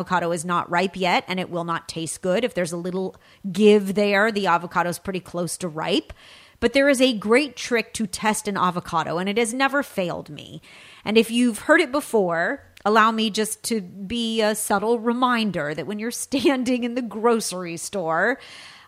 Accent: California, United States; from my home state of California

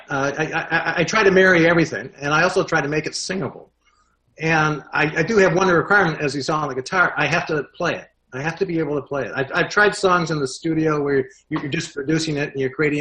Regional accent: Toledo, Ohio, United States; I grew up in Toledo, Ohio, which is a little Detroit

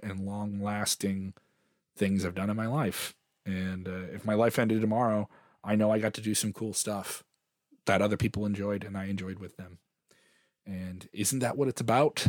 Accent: Chicago, Illinois, United States; I am a Chicagoan from the south side of Chicago

